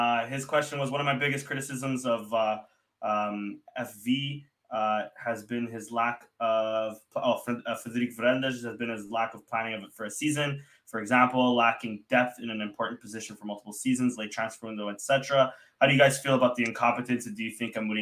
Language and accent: English; Canada; as a Canadian